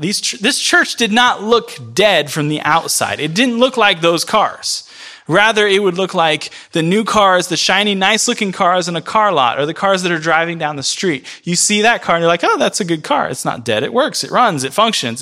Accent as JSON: {"language": "English", "region": "rural Florida", "country": "United States", "moved": "yes", "said": "I'm from Florida. I'm from rural Florida."}